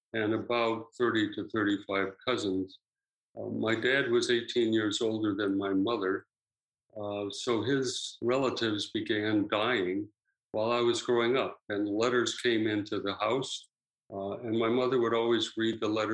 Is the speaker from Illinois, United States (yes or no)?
yes; Wheaton, Illinois, United States; moved away as an adult; also born or lived in Ohio; now in Vancouver, Canada; I grew up in Wheaton, Illinois, about 25 miles straight west of Chicago